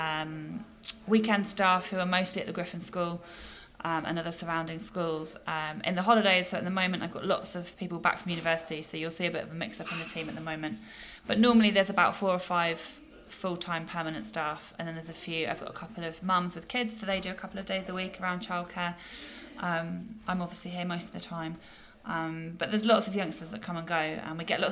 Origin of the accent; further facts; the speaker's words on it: Sherborne, South West England, United Kingdom; wanted to come back down to Sherborne, which is my hometown